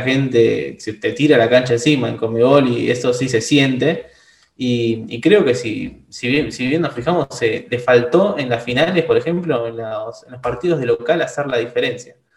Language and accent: Spanish; Argentina; nosotros los argentinos